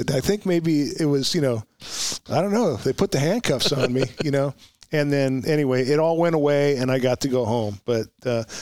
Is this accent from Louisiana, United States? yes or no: no; Oxnard, California, United States; So the idea was I'm going to go home. I'm from Oxnard, so I'll apply to Oxnard PD.